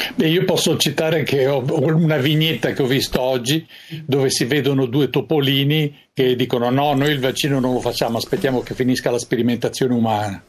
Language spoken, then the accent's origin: Italian; Italy